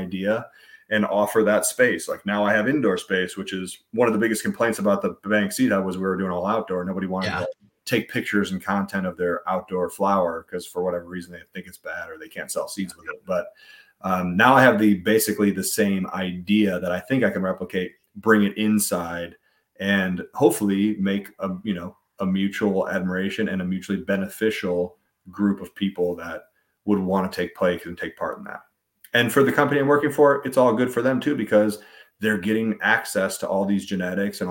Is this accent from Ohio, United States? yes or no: yes; Ohio, United States; moved away; I'm from Ohio originally, and in Ohio, the first grow kind of group that I was a part